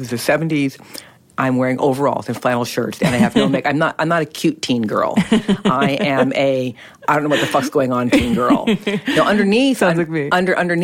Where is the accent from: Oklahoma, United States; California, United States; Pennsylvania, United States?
California, United States; Berkeley; I grew up in Berkeley, California during the 60s and 70s.